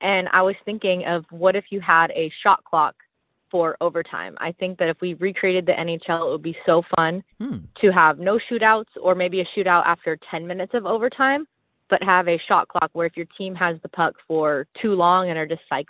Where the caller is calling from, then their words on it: Washington, United States; I'm from Washington State.